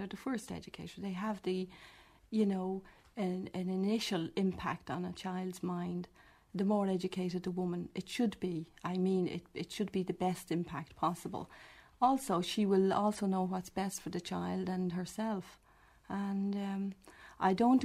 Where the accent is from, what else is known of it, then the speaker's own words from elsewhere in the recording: Dublin, Leinster, Ireland; I was born in Dublin, working-class family, left school at 14, kept house for about 2 years afterwards